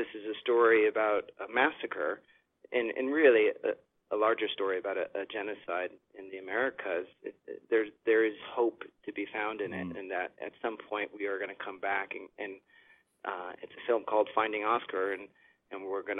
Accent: Chicago, Illinois, United States; now in Los Angeles, United States; I'm from Chicago

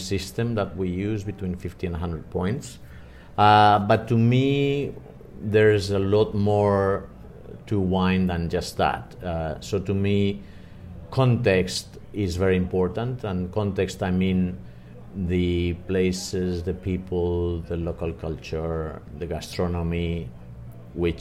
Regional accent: Spain; also born or lived in Madrid; I am from Spain. I'm based in Madrid. I live in Madrid.

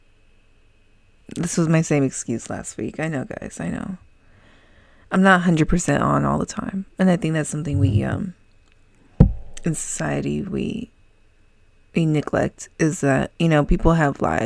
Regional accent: California, United States; I'm from California

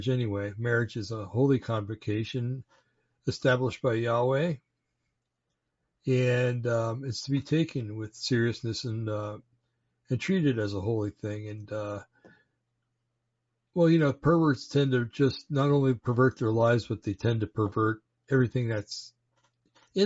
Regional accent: New Jersey, United States; I'm from New Jersey, I say you guys and I mean everybody

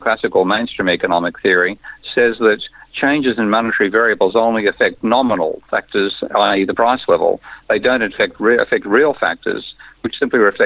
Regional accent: Australia; I'm an Australian.

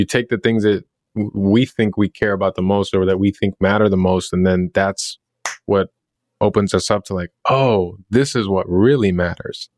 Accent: Chicago, Illinois, United States; growing up in Chicago

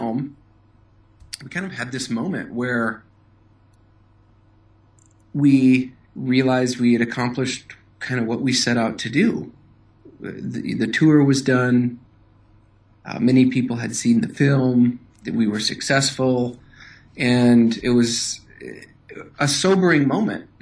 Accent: Madison, Wisconsin, United States; I grew up in Madison, Wisconsin, and I went to school here, grew up here

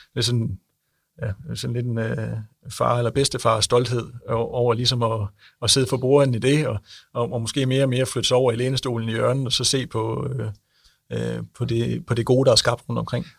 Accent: Denmark; nu er vi jo fra Jylland

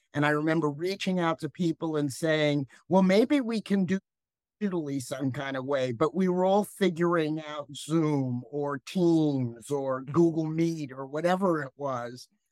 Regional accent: New Rochelle, New York, United States; moved away as an adult; also born or lived in Bronx, New York / Ohio; I really liked growing up in New Rochelle

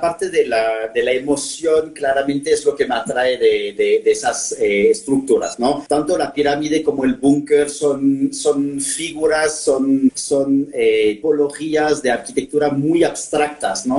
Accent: Normandy, France; Spanish is a second language; moved away as an adult; also born or lived in Paris, France; now in Mexico; soy francés normando, ¿no? Entonces, eh, adentro de, mi identidad vive como la parte normanda y en Normandía pues, vengo de un pueblo de 1500 habitantes. Eh, he pasado 18 años de mi vida en ese pueblo

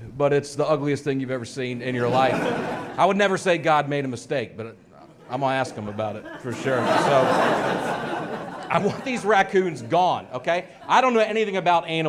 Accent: Nashville, Tennessee, United States; I'm from Nashville, Tennessee. It's where I came from

